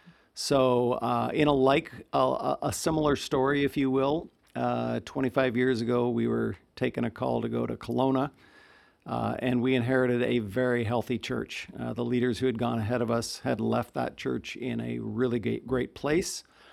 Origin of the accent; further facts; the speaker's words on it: North Dakota, United States; moved away; I was born in North Dakota.